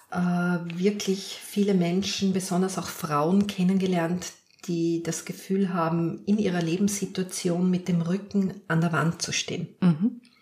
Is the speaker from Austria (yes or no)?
yes; Lower Austria, Austria; Ich bin Hausfrau, ich bin Mutter, ich bin Polizistin, ich bin Dulnerin, ich bin Niederösterreicherin, ich bin, ich bin, ich bin.